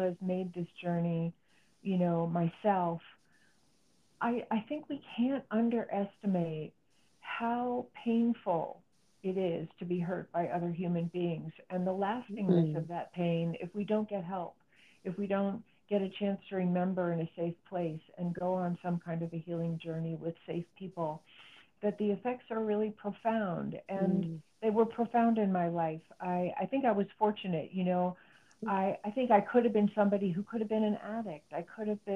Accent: New Jersey, United States; now in New Mexico, United States; I grew up in New Jersey

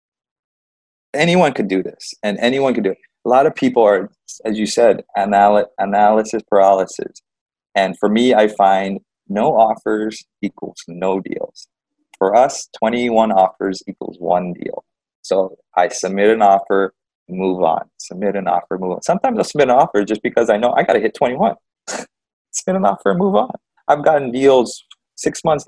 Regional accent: Big Island, Hawaii, United States; I'm from Big Island, so local style is to help each other out.

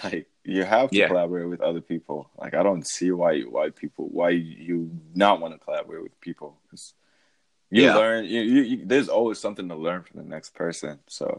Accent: Zambia; moved away as an adult; also born or lived in Iowa, United States; now in Atlanta, United States; I used to live in Iowa. I'm originally from Zambia, but then after high school, I moved to Iowa for college. And then after I finished my undergrad in Iowa, then I moved here to Atlanta because I'm doing my MBA right now.

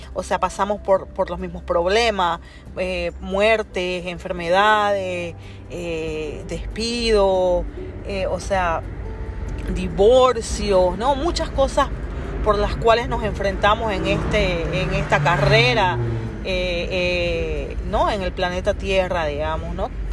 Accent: Bolivia; moved away as an adult; now in New York, United States; Yo soy boliviana. Eh, hace 15 años que yo emigré a los Estados Unidos.

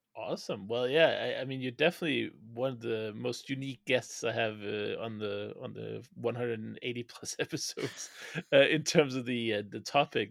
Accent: Denmark; first language Danish; English is a second language; moved away; my native language of Danish

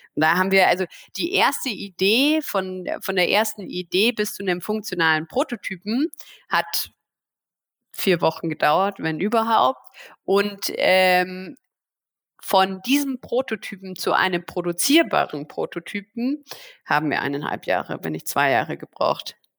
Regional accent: Germany; als Deutsche

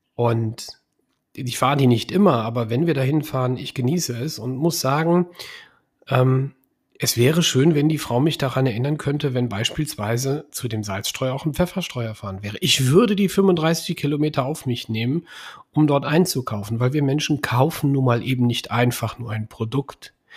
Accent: Bergisch Gladbach, North Rhine-Westphalia, Germany; now in Engelskirchen, Germany; Ich komme aus Bergisch Gladbach, bin in Bergisch Gladbach geboren und ich liebe diese Stadt.

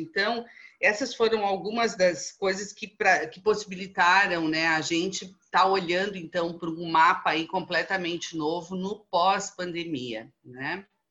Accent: Brazil; nós, como bons brasileiros que somos

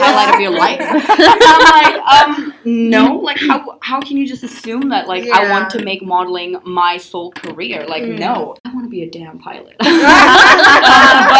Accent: Hong Kong; I am a fully Nepalese, but I was born and raised in Hong Kong

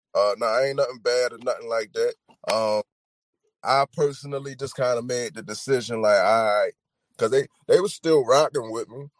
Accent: Baltimore, Maryland, United States; I'm from Baltimore

